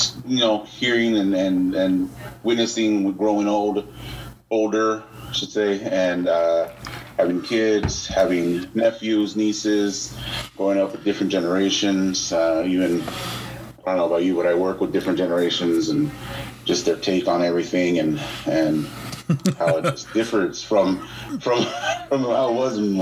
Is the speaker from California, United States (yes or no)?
yes; Southern California, United States; SoCal. Oh, born and raised